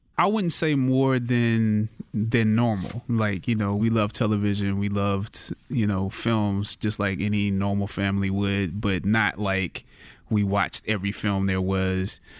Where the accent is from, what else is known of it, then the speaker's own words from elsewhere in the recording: Anderson, South Carolina, United States; I was born and raised in Anderson, South Carolina, relatively small town